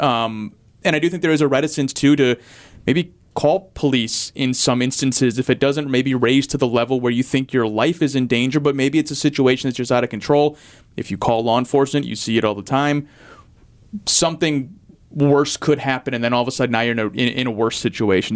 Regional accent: St. Louis, Missouri, United States; now in Milwaukee, United States; I'm from St. Louis

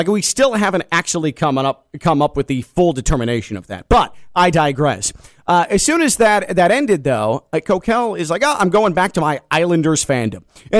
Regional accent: Chicago, Illinois, United States; moved away; friends of mine who I grew up with in Chicago

